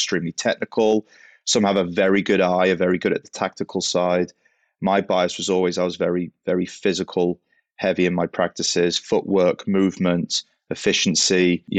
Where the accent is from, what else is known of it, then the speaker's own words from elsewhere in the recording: Southport, North West England, United Kingdom; Yeah, well, obviously not American. I'm English. Grew up in Southport, close to Liverpool.